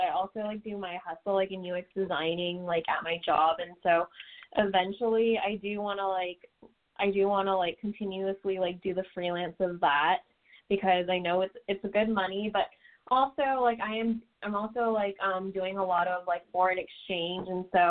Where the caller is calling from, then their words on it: California, United States; I'm calling from California.